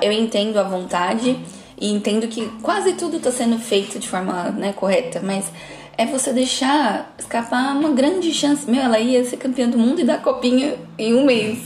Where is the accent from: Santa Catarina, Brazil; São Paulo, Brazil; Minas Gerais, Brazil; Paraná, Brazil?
São Paulo, Brazil; A gente é aqui de São Paulo